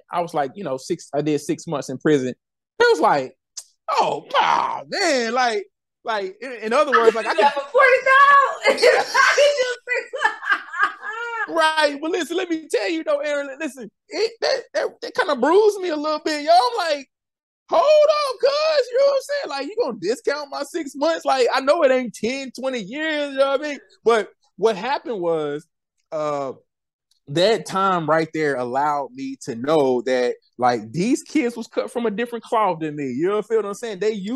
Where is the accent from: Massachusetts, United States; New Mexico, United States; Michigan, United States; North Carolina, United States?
North Carolina, United States; Winston-Salem; my hometown, Winston-Salem.